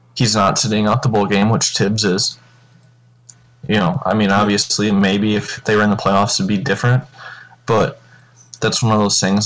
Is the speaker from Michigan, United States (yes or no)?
yes; Michigan, United States; we're all from Michigan